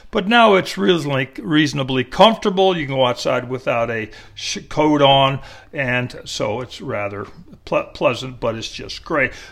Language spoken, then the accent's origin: English; Kingston, New York, United States; now in Austin, United States; I was born in Kingston, New York.